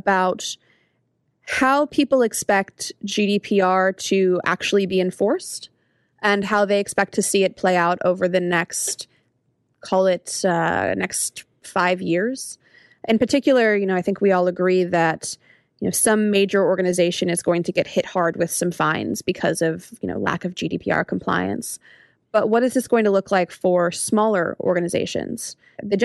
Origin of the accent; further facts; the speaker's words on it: United States; as an American